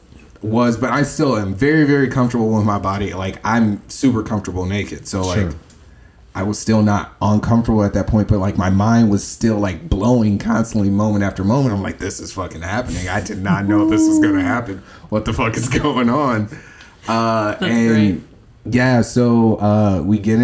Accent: Chicago, Illinois, United States; moved away as an adult; now in Huntsville, United States; Born and raised in Chicago

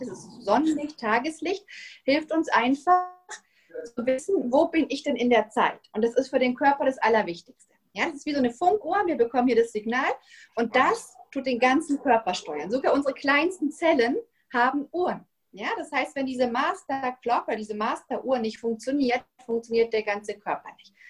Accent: Germany; moved away as an adult; now in Spain; bin ich Deutsche, aber ich wohne schon seit 16 Jahren in Spanien mit meiner Familie

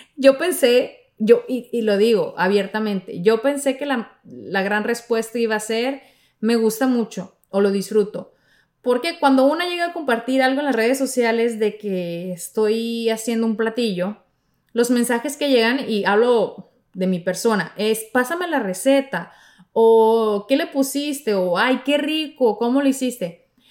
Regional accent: Mexico; de mi tierra, de, mi México

